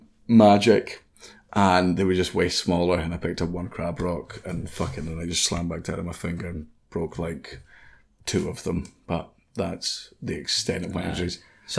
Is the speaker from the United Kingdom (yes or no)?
yes; East Wemyss, Scotland, United Kingdom; where I grew up in East Weems